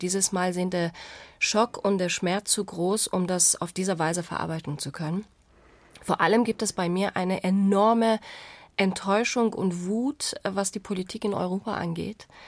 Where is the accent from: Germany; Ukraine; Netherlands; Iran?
Iran; moved away as an adult; Richtig, Iran, bist genau.